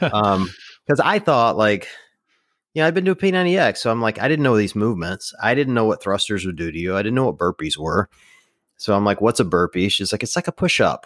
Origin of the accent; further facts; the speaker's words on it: the South, United States; I grew up in the South